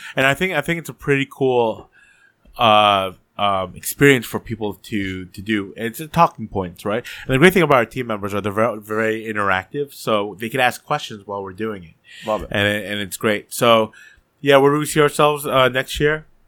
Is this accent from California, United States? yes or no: no; New Jersey, United States; I was born in Jersey